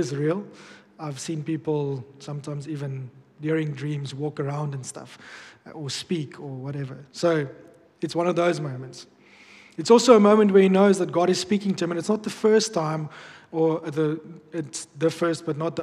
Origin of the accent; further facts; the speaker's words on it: Bloemfontein, Free State, South Africa; moved away; when I grew up back in Bloom